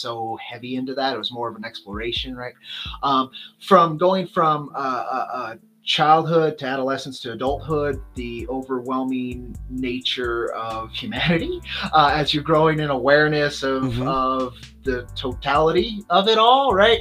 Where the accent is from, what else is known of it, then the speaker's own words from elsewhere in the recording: Southwest, United States; I'm from the Southwest. I grew up in that culture.